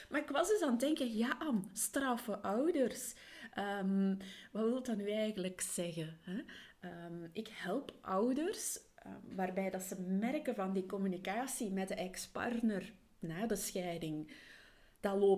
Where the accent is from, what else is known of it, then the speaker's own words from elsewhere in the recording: Flanders, Belgium; also born or lived in England; Hageland in Vlaanderen. En ja, dat er soms wel wat dialectwoorden meespelen. Daarnaast heb ik ook mijn kindertijd in Engeland doorgebracht, dus in het Engels.